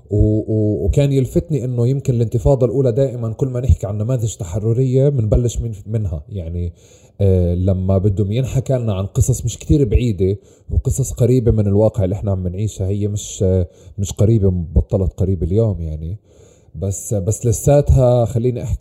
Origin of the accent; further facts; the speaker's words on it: Palestine; ورا انه انا كوني فلسطيني آه، ورا انه ولدنا نحب فلسطين